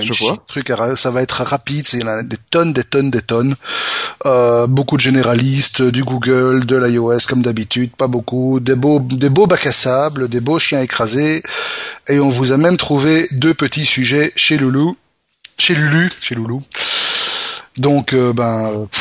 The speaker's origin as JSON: {"language": "French", "country": "Belgium", "said": "chez nous, en Belgique"}